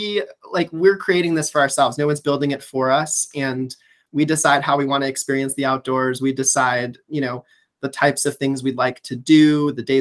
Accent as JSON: {"language": "English", "town": "Chicago", "region": "Illinois", "country": "United States", "tie": "born or raised there", "said": "I'm a Chicagoan at heart. And so I grew up playing in the parks in the city and going to the lakefront"}